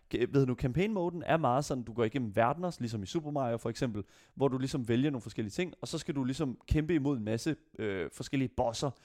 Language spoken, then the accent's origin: Danish; Denmark